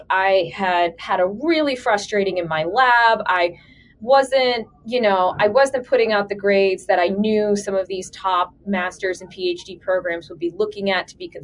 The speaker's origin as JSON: {"language": "English", "town": "Atlanta", "region": "Georgia", "country": "United States", "also_born_or_lived": "Bloomington, Indiana", "moved": "as an adult", "lives_now": "Columbus, United States", "said": "originally I'm from Atlanta"}